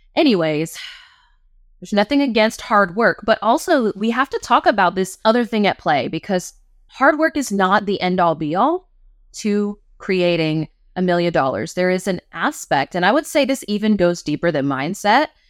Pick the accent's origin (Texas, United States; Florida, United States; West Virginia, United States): West Virginia, United States; I'm from West Virginia.